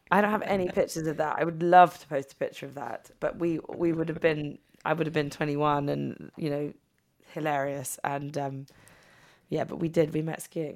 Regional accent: England, United Kingdom; moved away as an adult; also born or lived in New York; we would hang out in New York as English people, not knowing anyone

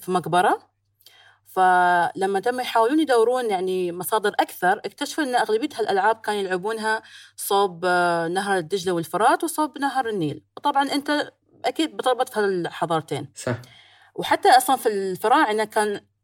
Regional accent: United Arab Emirates; بين الامارات والهند صار الكرك متداول عندنا

